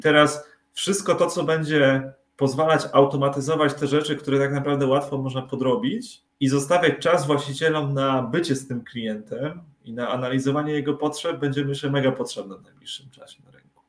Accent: Tricity, Pomeranian Voivodeship, Poland; jesteśmy z Trójmiasta

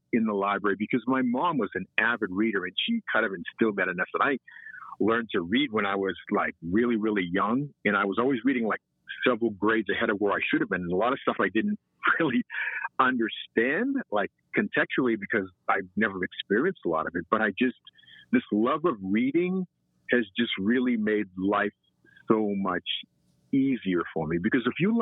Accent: Malden, Massachusetts, United States; Malden made me who I am. And looking back on it now, I realize how fortunate I was living in Malden.

